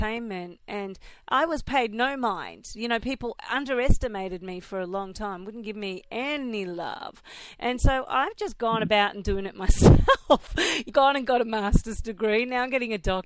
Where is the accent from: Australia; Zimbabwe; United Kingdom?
Australia; accent: Australian; now in Philadelphia, United States; When people hear I'm from Philly, they don't pay it any mind. because they hear, I guess they hear the Australian in me